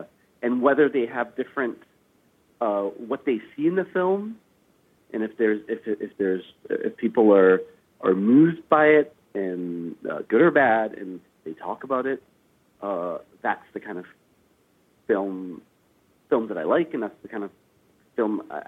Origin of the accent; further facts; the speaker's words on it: Afghanistan; born there; Well, I was born in Afghanistan, so from a young age, it was something